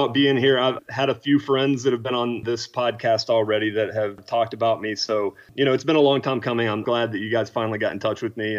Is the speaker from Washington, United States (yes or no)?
no; Knoxville, Tennessee, United States; moved away as an adult; also born or lived in Alabama; now in Austin, United States; I currently live in Austin, Texas, but I grew up in Knoxville, Tennessee.